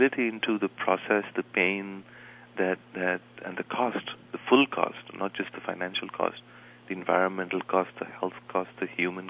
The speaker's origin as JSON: {"language": "English", "country": "India", "moved": "yes", "lives_now": "Beijing, China", "said": "I'm from India, a previously colonized country."}